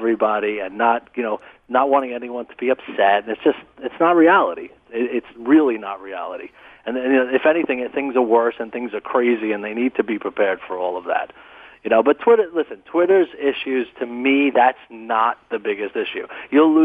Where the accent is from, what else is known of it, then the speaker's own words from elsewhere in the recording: New York City, New York, United States; I grew up in Brooklyn, absolutely real, tough, hardcore kind of childhood